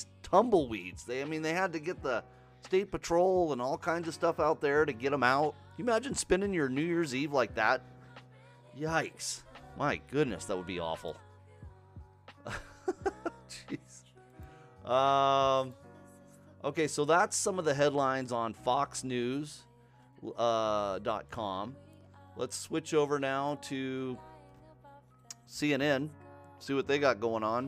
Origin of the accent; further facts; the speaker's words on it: Washington, United States; also born or lived in Missouri; I was born in Missouri, so. But, I mean, I didn't live there long. I've been in Washington most of my life